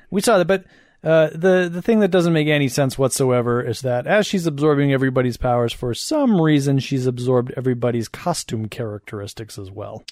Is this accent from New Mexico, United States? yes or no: no; Madison, Wisconsin, United States; Madison, my hometown